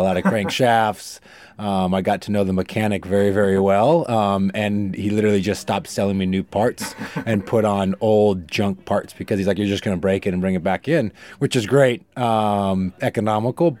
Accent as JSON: {"language": "English", "town": "Fort Collins", "region": "Colorado", "country": "United States", "tie": "born or raised there", "also_born_or_lived": "California", "moved": "as an adult", "said": "I grew up in Colorado, and I grew up in the outdoors. My family's big in the outdoors. I grew up mountain biking. I grew up outside of Fort Collins"}